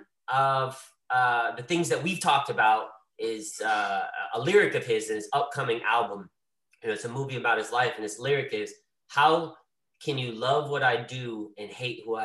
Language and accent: English; Greensboro, North Carolina, United States; growing up in Greensboro, North Carolina in the South